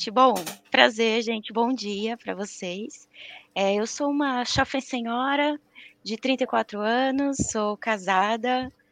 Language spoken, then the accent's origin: Portuguese; Maceió, Alagoas, Brazil; moved away; E sou natural de Maceió, mas moro aqui em São Paulo, nessa terra fria que está frio.